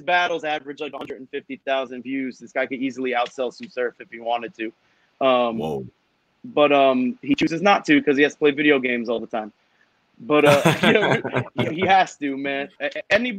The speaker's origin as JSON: {"language": "English", "town": "New York City", "region": "New York", "country": "United States", "also_born_or_lived": "Canada", "said": "I'm from Staten Island"}